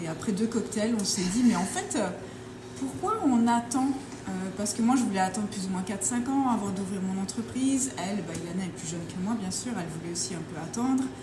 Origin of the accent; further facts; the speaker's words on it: Belgium; also born or lived in England; now in Bordeaux, France; Moi, je suis de Belgique originellement.